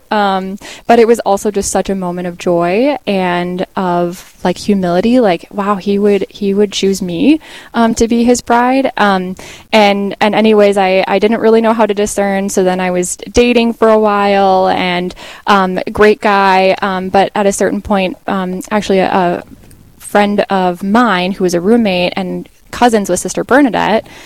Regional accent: Carlton, Minnesota, United States; I grew up in Carlton, Minnesota, so not too far from here.

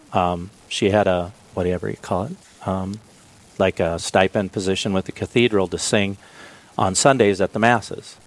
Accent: Billings, Montana, United States; moved away as an adult; also born or lived in Minnesota; now in Aberdeen, United States; I'm originally from Billings, Montana. I uh, I grew up there

